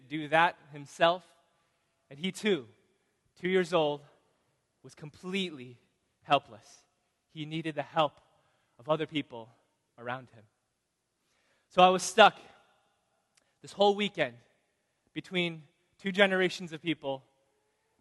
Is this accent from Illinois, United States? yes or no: yes; Chicago, Illinois, United States; moved away; I'm from Chicago